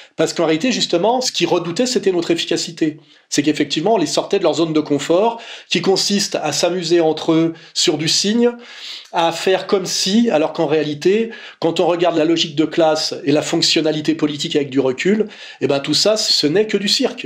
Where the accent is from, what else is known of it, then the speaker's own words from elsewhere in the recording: France; on est français